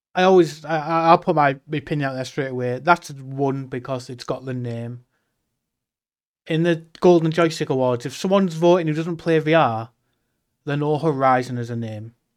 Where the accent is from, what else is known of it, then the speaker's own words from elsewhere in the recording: the north of England, United Kingdom; being English